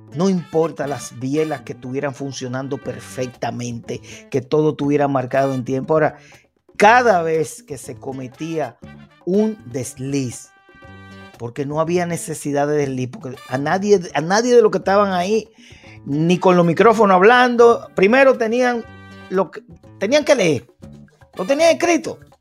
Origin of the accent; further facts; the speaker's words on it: Dominican Republic; Nosotros como dominicanos